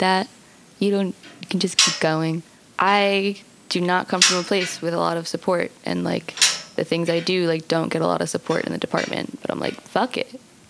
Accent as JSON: {"language": "English", "town": "West Greenwich", "region": "Rhode Island", "country": "United States", "said": "I'm from West Greenwich, which is, like, backwoods rednecks."}